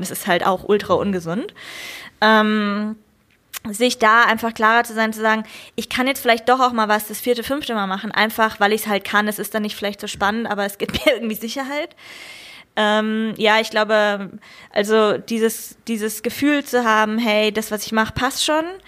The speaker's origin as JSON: {"language": "German", "country": "Germany", "said": "für mich als Deutsche"}